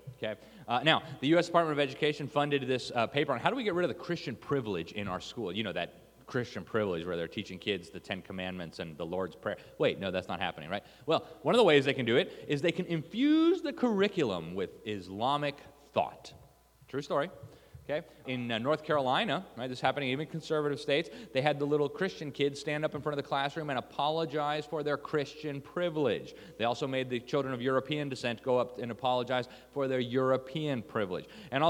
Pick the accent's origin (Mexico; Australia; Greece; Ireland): Mexico; Mexico City; I grew up in Mexico City. I spent 7 years there, more time than I ever lived any other place.